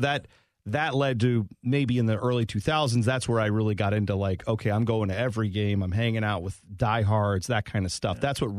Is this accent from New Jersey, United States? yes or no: no; Columbus, Ohio, United States; growing up in Columbus in the time I did, which would have been the late 80s, early 90s